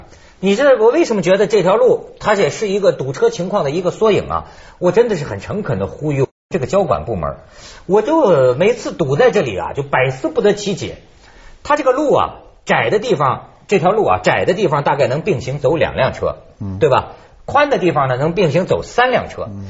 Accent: China; 我作为一个大陆人民哈，我我现在就发现啊，我我也了解中国的这个难处。

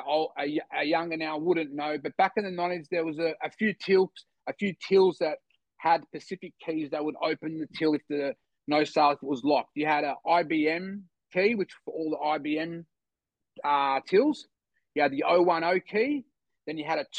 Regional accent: Sydney, New South Wales, Australia; also born or lived in Bogota, Colombia; I grew up in the Eastern Beaches, the city Woolloomooloo was never very far away

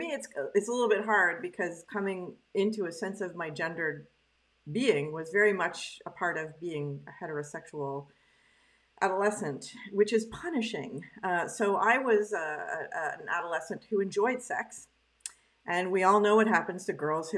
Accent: Canada; now in Quebec, Canada; I was raised in English Canada by a French Canadian family, and now I'm in Quebec

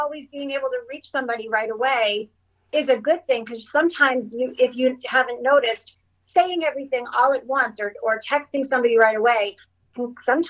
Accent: Sudbury, Ontario, Canada; One of my fondest memories would be snowstorms in Sudbury when we would

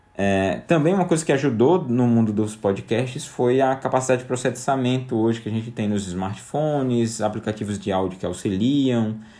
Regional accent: João Pessoa, Paraíba, Brazil; also born or lived in São Paulo; now in João Pessoa, Brazil; eu volto pra João Pessoa, minha cidade natal

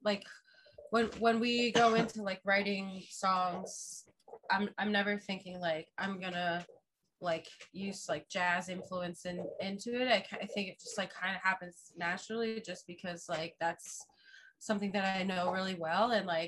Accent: Fort Lauderdale, Florida, United States; also born or lived in Orlando; I'm originally from Fort Lauderdale

